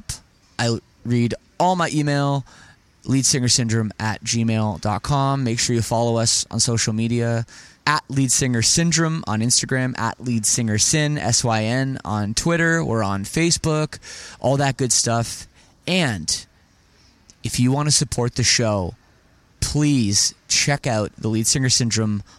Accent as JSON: {"language": "English", "town": "Toronto", "region": "Ontario", "country": "Canada", "said": "I'm from Toronto"}